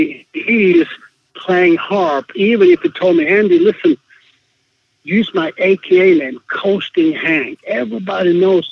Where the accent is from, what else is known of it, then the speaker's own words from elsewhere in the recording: Sweden; moved away as an adult; now in Israel; I was born in Sweden, and I immigrated to Israel when I was 20 years old.